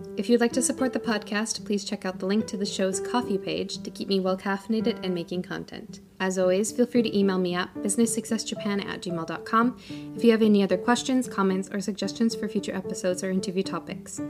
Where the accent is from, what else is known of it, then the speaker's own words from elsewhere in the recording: United States; as an American